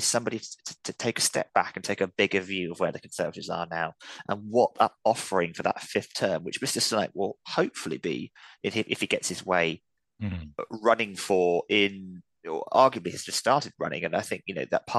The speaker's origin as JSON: {"language": "English", "region": "London", "country": "United Kingdom", "said": "I'm a Londoner"}